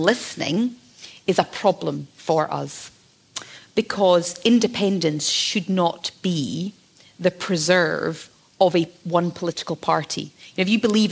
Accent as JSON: {"language": "English", "area": "the Highlands", "region": "Scotland", "country": "United Kingdom", "said": "I come from the Highlands."}